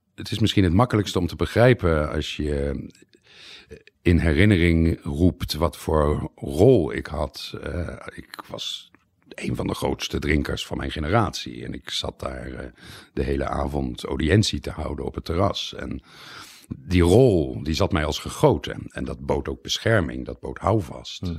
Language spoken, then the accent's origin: Dutch; Netherlands; moved away as an adult; also born or lived in Leiden, Netherlands; now in Italy